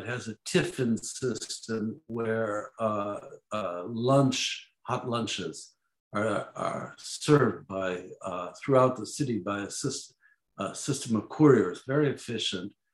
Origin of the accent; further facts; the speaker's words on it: Chicago, Illinois, United States; grew up in Chicago.